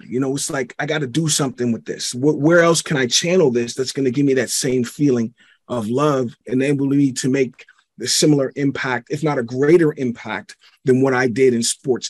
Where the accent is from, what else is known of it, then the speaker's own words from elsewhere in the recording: Pittsburgh, Pennsylvania, United States; I'm originally from Pittsburgh, PA. And, you know, my parents, they didn't get along